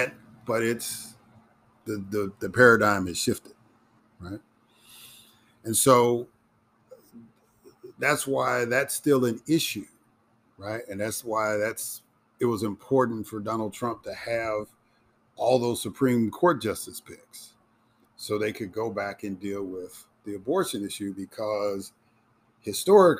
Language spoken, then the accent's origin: English; Illinois, United States; my home state of Illinois